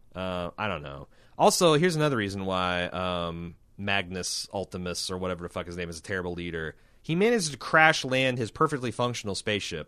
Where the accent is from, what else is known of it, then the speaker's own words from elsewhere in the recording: United States; I'm from America